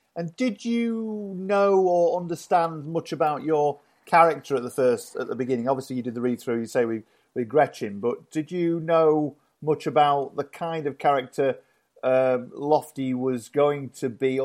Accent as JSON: {"language": "English", "region": "Yorkshire and the Humber", "country": "United Kingdom", "tie": "born or raised there", "said": "I grew up in Yorkshire, so I, you know, I know all about Yorkshire"}